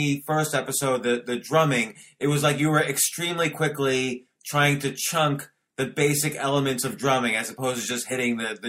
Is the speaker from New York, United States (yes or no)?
yes; New York City, New York, United States; I grew up in Washington Square Park.